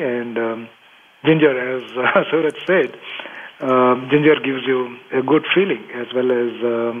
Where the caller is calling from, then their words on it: Bangalore, Karnataka, India; Oh, Bonnie, I am from Bangalore. I'm taking the call from home.